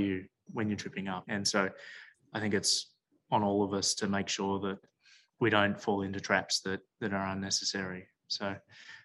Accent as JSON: {"language": "English", "town": "Melbourne", "region": "Victoria", "country": "Australia", "tie": "born or raised there", "said": "I grew up in Melbourne"}